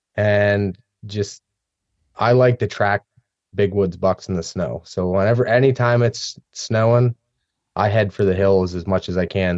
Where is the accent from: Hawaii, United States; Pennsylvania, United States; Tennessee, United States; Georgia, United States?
Pennsylvania, United States; central; I grew up here in Pennsylvania, more in the central part of the state